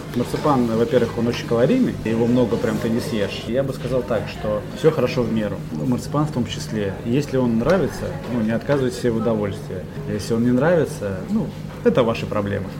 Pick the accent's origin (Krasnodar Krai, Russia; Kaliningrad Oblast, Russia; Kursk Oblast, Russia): Kaliningrad Oblast, Russia; Kaliningrad; родился и вырос в Калининграде. Я горжусь тем, что я калининградец